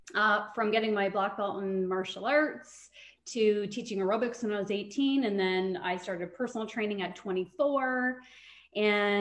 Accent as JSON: {"language": "English", "town": "Trenton", "region": "Ontario", "country": "Canada", "tie": "born or raised there", "moved": "as an adult", "lives_now": "Brantford, Canada", "said": "I'm actually from Trenton, Ontario"}